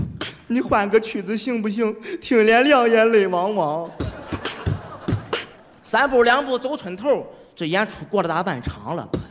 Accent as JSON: {"language": "Chinese", "region": "Shandong", "country": "China", "said": "我是来自山东的一名矿工"}